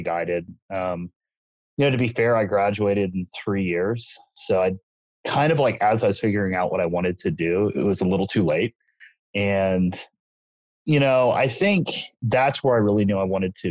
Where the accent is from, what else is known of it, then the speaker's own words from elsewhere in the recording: Texas, United States; I am from Texas.